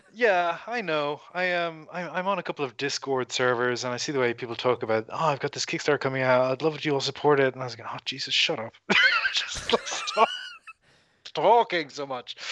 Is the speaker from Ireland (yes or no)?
yes; Ireland; now in Australia; I am not from here. I'm from Ireland.